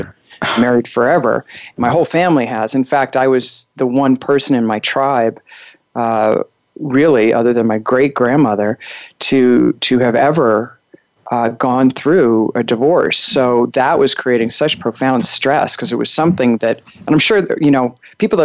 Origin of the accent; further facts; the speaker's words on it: Long Island, New York, United States; moved away as an adult; also born or lived in Chicago, Illinois; now in Colorado, United States; I was born in Chicago and raised in Long Island, New York, and was there until I was, you know, right before college.